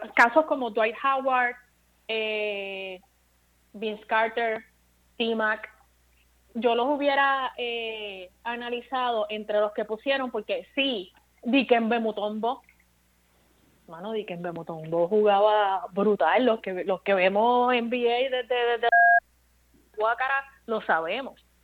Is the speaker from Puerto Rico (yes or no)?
yes; Bayamón, Puerto Rico; moved away; also born or lived in Caguas, Puerto Rico; Mi pueblo es Bayamón después de Caguas, porque yo me crié entre, Caguas y Bayamón